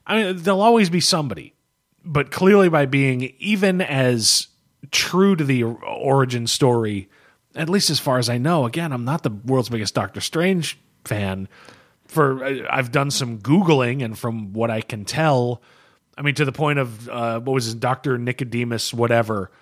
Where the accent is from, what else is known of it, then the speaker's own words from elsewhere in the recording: United States; I'm an American